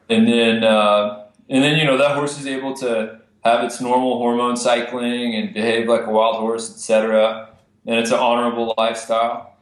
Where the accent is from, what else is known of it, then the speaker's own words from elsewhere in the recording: Amarillo, Texas, United States; I grew up in Amarillo, Texas, which is all private land.